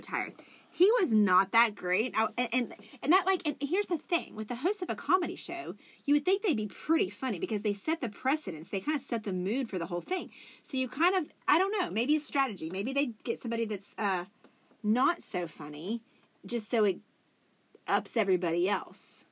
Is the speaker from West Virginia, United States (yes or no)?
yes; West Virginia, United States; we are actually from West Virginia